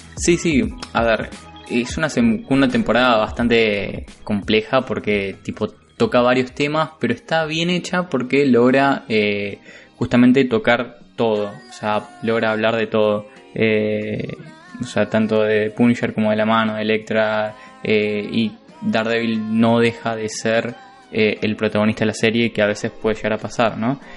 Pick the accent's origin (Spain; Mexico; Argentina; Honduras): Argentina; nosotros como argentinos